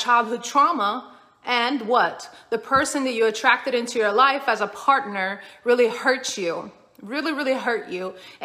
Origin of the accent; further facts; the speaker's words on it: Sweden; I grew up in Sweden.